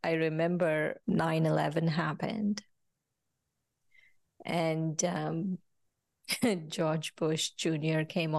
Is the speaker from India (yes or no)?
yes; India; I came from India and I realized I was going through jealousy